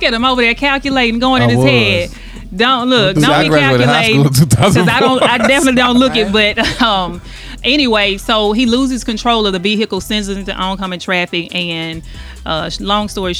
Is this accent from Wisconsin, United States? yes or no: no; Jackson, Mississippi, United States; I'm from Jackson, Mississippi.